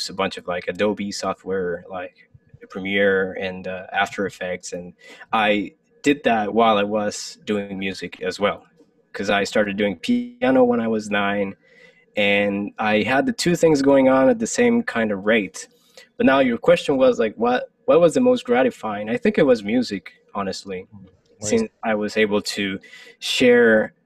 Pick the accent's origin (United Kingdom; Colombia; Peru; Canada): Colombia; moved away as an adult; also born or lived in Michigan, United States; now in New York City, United States; I'm originally from Colombia, and I lived in Colombia for pretty much like 22 years of my life